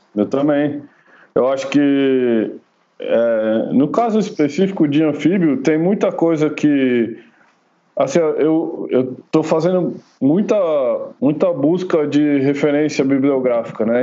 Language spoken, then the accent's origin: Portuguese; São Paulo, Brazil; moved away as an adult; now in Jundiaí, Brazil; quando eu era pequeno, eu morava em São Paulo mesmo, né? Eu vim morar aqui só quando eu casei